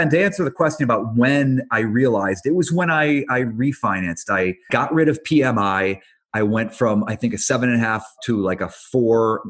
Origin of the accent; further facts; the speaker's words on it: Cleveland, Ohio, United States; moved away as an adult; also born or lived in New York; now in Los Angeles, United States; So I grew up in Cleveland